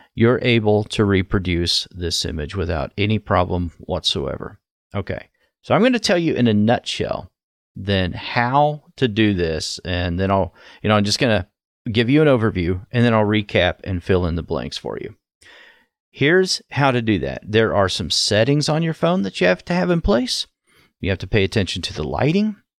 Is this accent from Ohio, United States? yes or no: yes; Ohio, United States; from my home state in Ohio